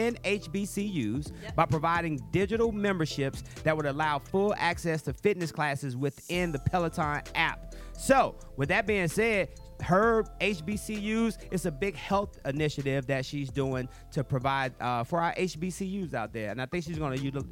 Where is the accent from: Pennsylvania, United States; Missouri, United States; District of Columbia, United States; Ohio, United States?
District of Columbia, United States; Washington; in my hometown, Washington, D.C.